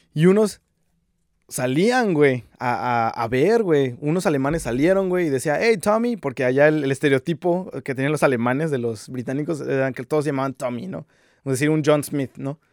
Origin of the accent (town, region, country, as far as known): Mexico